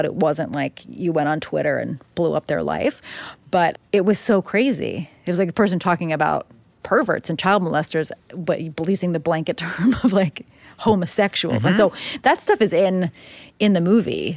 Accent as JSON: {"language": "English", "town": "Upper Darby", "region": "Pennsylvania", "country": "United States", "tie": "born or raised there", "said": "I can like name five or six families off the top of my head in my hometown"}